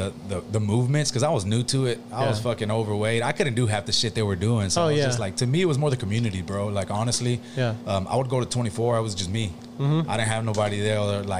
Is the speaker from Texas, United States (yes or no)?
yes; Galena Park, Texas, United States; born or raised there